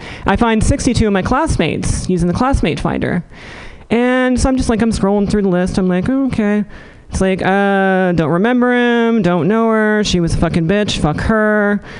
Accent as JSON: {"language": "English", "town": "Elizabeth City", "region": "North Carolina", "country": "United States", "tie": "born or raised there", "accent": "Southern", "moved": "as an adult", "lives_now": "San Francisco, United States", "said": "growing up in Elizabeth City in the late 80s"}